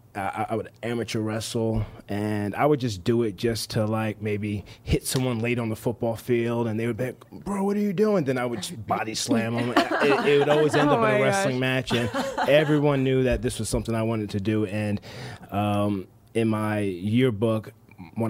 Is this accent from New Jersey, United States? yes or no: yes; New Jersey, United States; moved away as an adult; also born or lived in Tampa, Florida; I moved down from New Jersey, where I'm born and raised, all the way down to Tampa, Florida